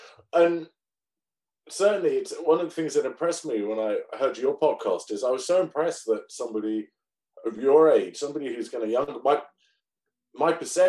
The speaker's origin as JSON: {"language": "English", "country": "United Kingdom", "said": "Well, you see, that's what's good about being British. I can say any old rubbish and it just sounds, you know."}